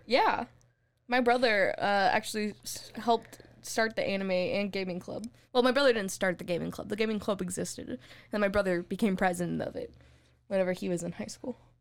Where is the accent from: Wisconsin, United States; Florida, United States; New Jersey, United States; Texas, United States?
Texas, United States; we're from Texas